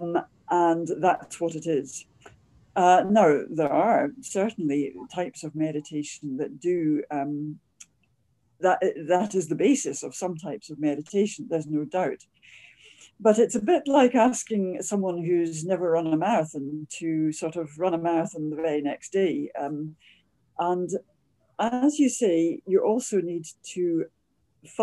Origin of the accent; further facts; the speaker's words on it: near Edinburgh, Scotland, United Kingdom; I am obviously a Scot, so I grew up near Edinburgh.